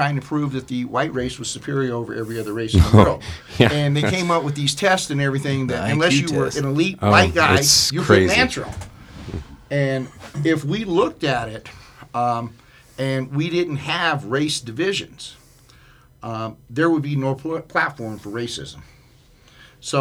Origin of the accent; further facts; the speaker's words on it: Denver, Colorado, United States; I grew up in Montbello with a single mom